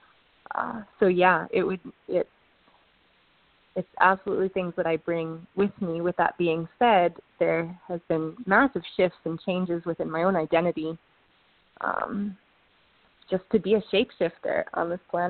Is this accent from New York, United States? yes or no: no; Ann Arbor, Michigan, United States; I grew up in Ann Arbor